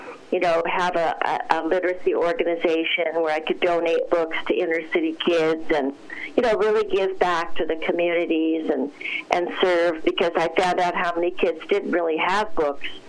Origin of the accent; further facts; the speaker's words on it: Los Angeles, California, United States; I grew up in Los Angeles